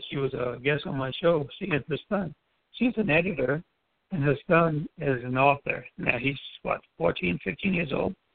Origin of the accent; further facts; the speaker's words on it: U.S. Virgin Islands; grew up in the Virgin Islands. Basically, we say hello, good morning to everyone.